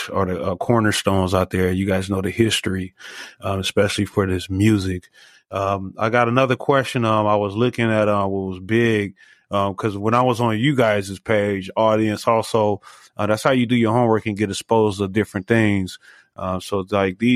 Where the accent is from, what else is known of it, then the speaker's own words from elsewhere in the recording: Los Angeles, California, United States; now in Las Vegas, United States; I'm originally from Los Angeles